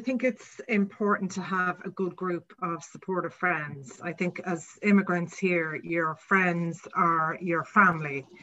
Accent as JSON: {"language": "English", "town": "Kells", "region": "Leinster", "country": "Ireland", "moved": "as an adult", "lives_now": "New York, United States", "said": "I'm from Kells in County Meath the Royal County"}